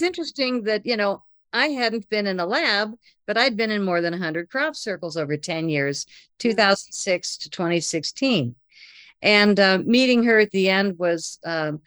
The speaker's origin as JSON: {"language": "English", "country": "United States", "said": "I'm from America"}